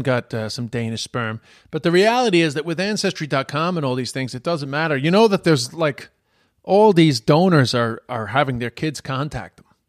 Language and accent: English; Ireland; moved away; also born or lived in China